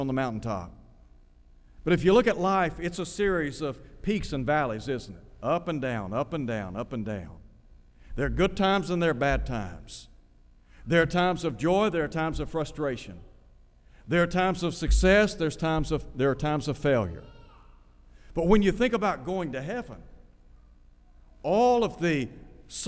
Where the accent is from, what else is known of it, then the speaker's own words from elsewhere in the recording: Chattanooga, Tennessee, United States; also born or lived in Nashville, Tennessee; I grew up in Chattanooga